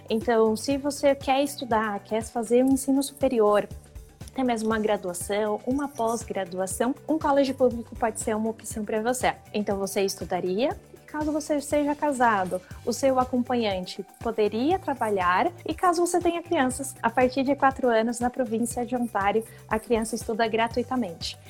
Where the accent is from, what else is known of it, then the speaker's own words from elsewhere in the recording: São Paulo, Brazil; now in Waterloo, Canada; Eu sou de São Paulo